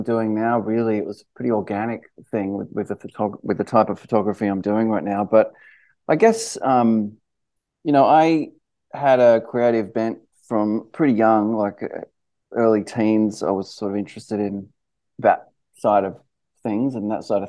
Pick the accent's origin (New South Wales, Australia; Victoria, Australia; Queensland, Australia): New South Wales, Australia; Sydney; moved away as an adult; now in Los Angeles, United States; I grew up in Sydney and Balmain.